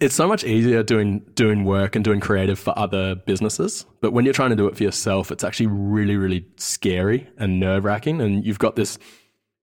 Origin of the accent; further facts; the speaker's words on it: Sydney, New South Wales, Australia; accent: Australian; also born or lived in Wellington, New Zealand; We grew up in West Sydney, in Carlingford, and my brothers and I quickly lost our Kiwi accent after getting told to say six over and over again